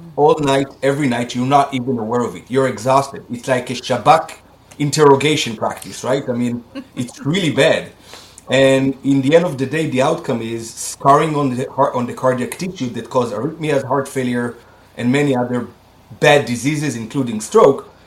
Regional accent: Israel; moved away as an adult; I'm Israelis, I was born and raised in Israel. I was here until I was 21 years old

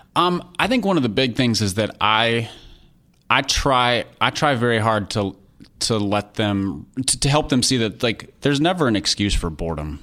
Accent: Minnesota, United States; I grew up in Minnesota

